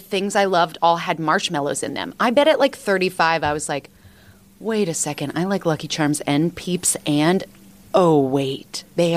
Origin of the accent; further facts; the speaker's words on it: Washington, District of Columbia, United States; moved away as an adult; now in New York, United States; I grew up in Washington, D.C., and I did social work for a very long time, and then I moved to New York